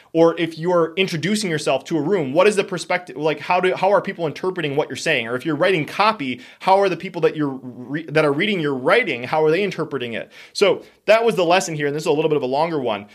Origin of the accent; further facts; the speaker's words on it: Wisconsin, United States; we are from Wisconsin